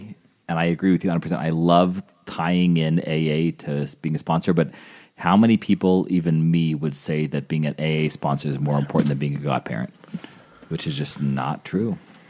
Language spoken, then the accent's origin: English; Salem, Illinois, United States; Also, Father Nathan, I'm originally from Salem, Illinois.